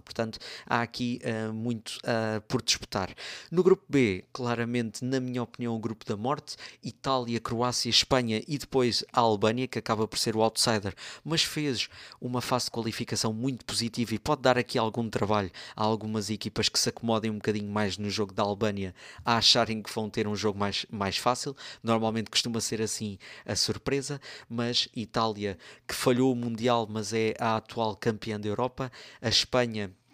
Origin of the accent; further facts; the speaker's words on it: Torres Vedras, Lisbon, Portugal; o Torriense porque é o clube da minha terra